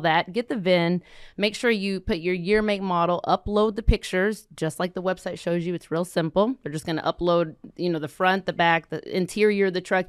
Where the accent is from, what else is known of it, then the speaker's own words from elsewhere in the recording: Fort Worth, Texas, United States; we grew up here in Fort Worth